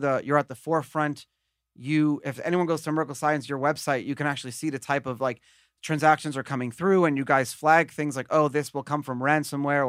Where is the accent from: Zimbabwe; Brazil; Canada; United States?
United States; as an American